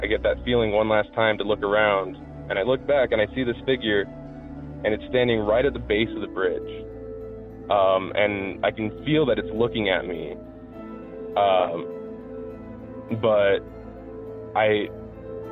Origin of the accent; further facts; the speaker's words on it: Albuquerque, New Mexico, United States; moved away; I'm from Albuquerque